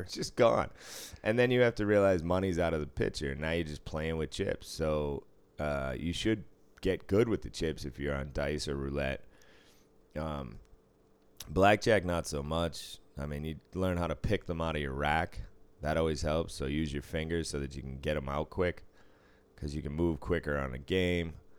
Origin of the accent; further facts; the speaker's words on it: Boston, Massachusetts, United States; now in Las Vegas, United States; I grew up in Boston.